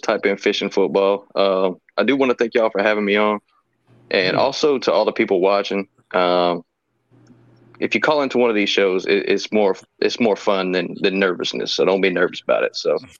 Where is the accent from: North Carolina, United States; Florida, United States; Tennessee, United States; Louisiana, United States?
Tennessee, United States; Memphis; I was born in Memphis.